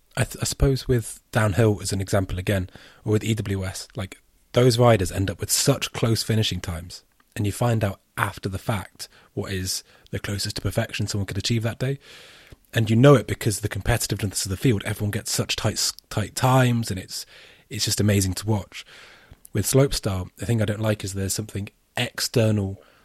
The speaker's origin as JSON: {"language": "English", "country": "United Kingdom", "said": "as a Brit"}